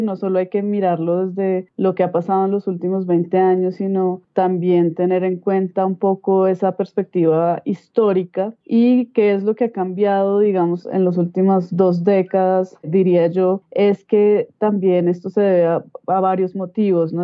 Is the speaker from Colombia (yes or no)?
yes; Colombia; nosotros como país Colombia